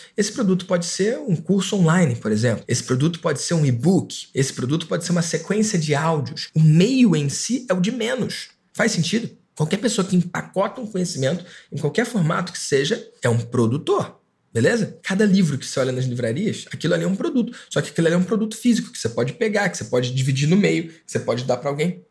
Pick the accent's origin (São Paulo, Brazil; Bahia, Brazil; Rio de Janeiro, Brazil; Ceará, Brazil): Rio de Janeiro, Brazil; Aqui na minha cidade, eu sou do Rio de Janeiro